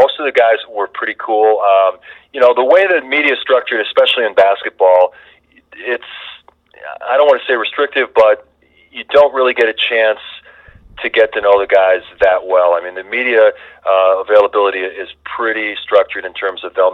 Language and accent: English; Milwaukee, Wisconsin, United States; moved away as an adult; now in Chicago, United States; my hometown in Milwaukee